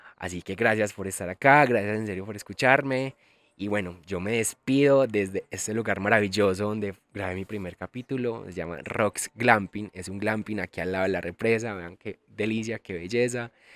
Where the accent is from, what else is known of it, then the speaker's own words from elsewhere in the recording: El Carmen de Viboral, Antioquia, Colombia; moved away as an adult; now in Medellín, Colombia; soy de Medellín, bueno, en realidad vivo en Medellín hace un par de años, pero soy del Carmen de Vioral. A mucho honor soy de pueblo y amo los pueblos. Viví 25 años de mi vida en el Carmen